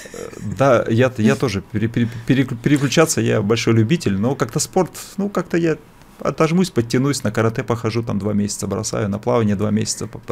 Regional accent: Bratsk, Irkutsk Oblast, Russia; moved away; also born or lived in Vikhorevka; мы жили еще в Братске, кто знает, может быть, есть такой городок. Вот, я, я, я даже не в нем родился, где-то где даже под Братском, там маленький был город Вихаревка. Родился я в Братске, это Иркутская область. Э, ну, то есть, то, то, есть, то есть там я там я это учился в школе

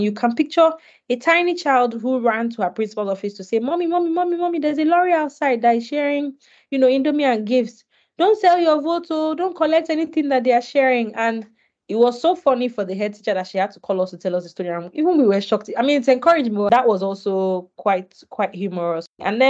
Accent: Lagos, Nigeria; also born or lived in Ogun State; Now, I grew up in Lagos, born and raised in Lagos, you know, and I schooled in Ogun State.

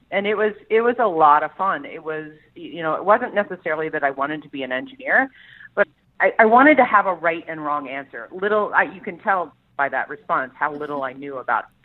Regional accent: Columbus, Ohio, United States; Like I grew up in Columbus, Ohio, and I didn't want to be landlocked anymore.

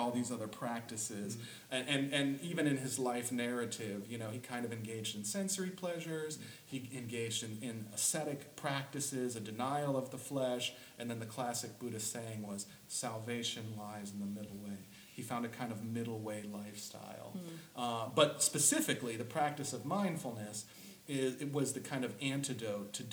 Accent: the South, United States; I grew up in the South.

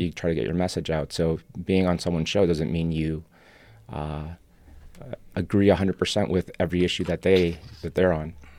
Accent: Buenos Aires, Argentina; first language Spanish; English is a second language; also born or lived in Europe / Chicago; now in Los Angeles, United States; I'm actually from Argentina, was born there. Uh, Spanish is my first language

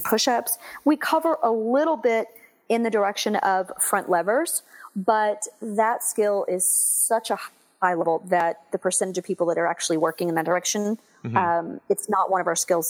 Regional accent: Texas, United States; moved away as an adult; also born or lived in Houston / San Diego / Washington, D.C. / Virginia Beach; now in Dallas, United States; Well, I'm actually from Texas. I grew up in Texas

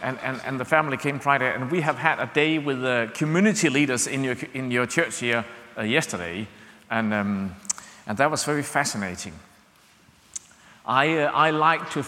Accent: Denmark; English is a second language; we are from Denmark, English is not our mother tongue

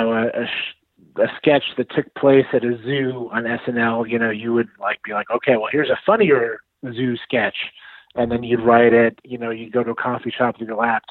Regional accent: Westchester, New York, United States; I'm just like from Westchester, which is like 45 minutes north.

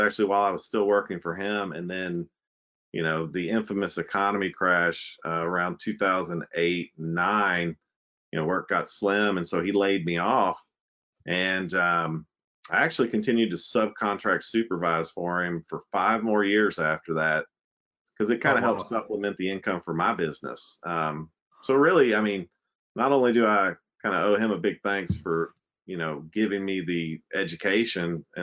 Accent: Lexington, Kentucky, United States; I am a Lexington boy. I grew up in Lexington, went to Clay's Mill, Jesse Clark, and Lafayette

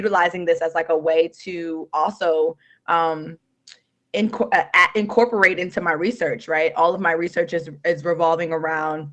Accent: New York City, New York, United States; moved away as an adult; now in Amherst, United States; my time growing up in New York City, from the Bronx, born and raised.

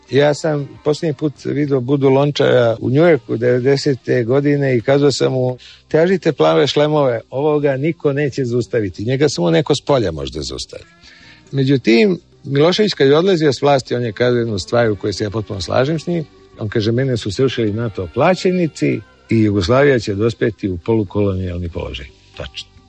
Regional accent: Belgrade, Serbia; E, ja volim Beograd, to je moj rodni grad.

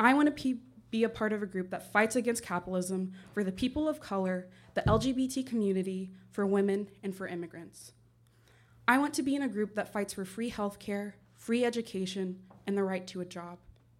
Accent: Hamilton, Ohio, United States; a place in Hamilton where I'm from, known as Little Mexico.

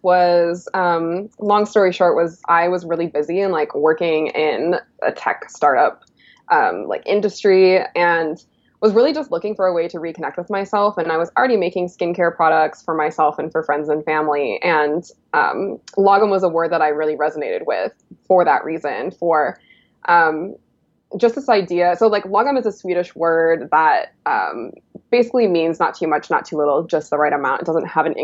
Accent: Illinois, United States; I grew up in the Midwest as well. I'm originally from Illinois, and I grew up in like the prairie

